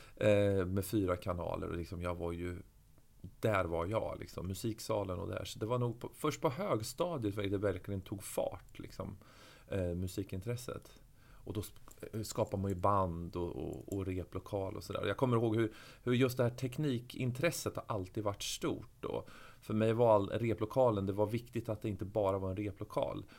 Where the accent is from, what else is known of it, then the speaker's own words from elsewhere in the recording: Örebro, Örebro County, Sweden; jag är född och uppväxt i Örebro